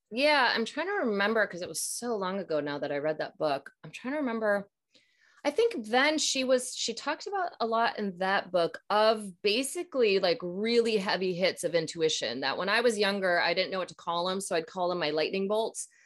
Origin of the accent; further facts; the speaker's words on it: Minnesota, United States; I'm from Minnesota, so uh, and I'm about to be 42. So I'm in, you know, grew up 80s, 90s